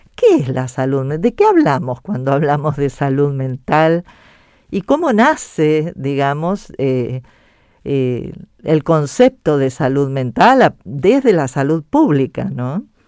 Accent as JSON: {"language": "Spanish", "country": "Argentina", "said": "hablando de nuestro país"}